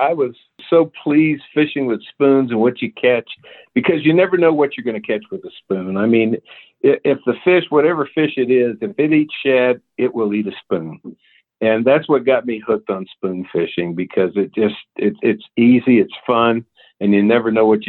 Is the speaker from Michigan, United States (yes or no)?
no; Cheyenne, Wyoming, United States; now in Richland, Missouri, United States; I'm originally from Cheyenne, Wyoming, but I live now in Richland, Missouri, which is just south of the Lake of the Ozarks. I served 25 years in the Army